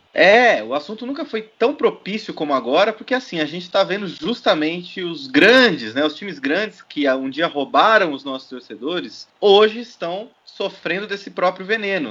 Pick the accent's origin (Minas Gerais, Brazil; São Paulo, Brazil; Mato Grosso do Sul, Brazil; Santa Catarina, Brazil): São Paulo, Brazil; Votorantim; sempre morei em Votorantim, minha cidade natal